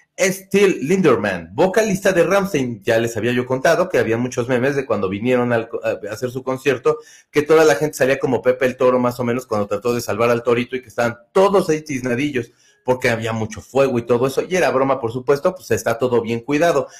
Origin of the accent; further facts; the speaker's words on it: Mexico City, Mexico; somos del Distrito Federal, que somos bien chillones